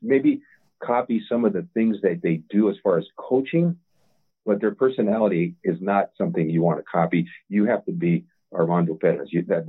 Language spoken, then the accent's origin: English; Montebello, California, United States; Well, I knew your grandfather because he was a neighbor of ours when we grew up in Montebello.